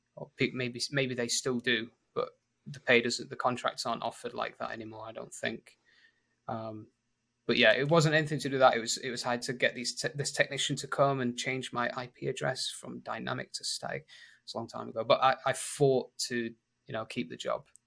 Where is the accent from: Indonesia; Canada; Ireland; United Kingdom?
United Kingdom; Sheffield, Yorkshire and the Humber; accent: northern; moved away as an adult; now in Lima, Peru; So, I'm from England, but I'm from a, from the north of England, from Sheffield. So, it's a really northern accent.